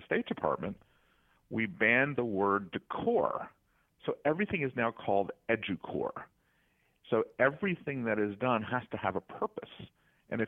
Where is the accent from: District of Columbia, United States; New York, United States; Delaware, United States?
District of Columbia, United States; Washington; I'm from Washington, D.C.